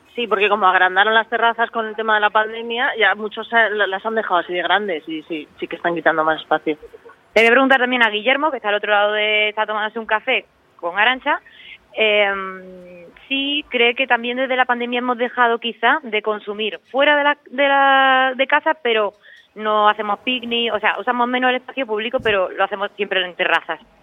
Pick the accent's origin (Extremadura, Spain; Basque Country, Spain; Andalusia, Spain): Andalusia, Spain; Córdoba